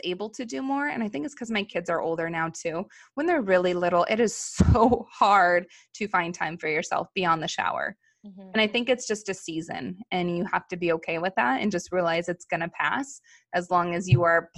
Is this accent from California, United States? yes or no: yes; Los Angeles, California, United States; we grew up in Los Angeles around airplanes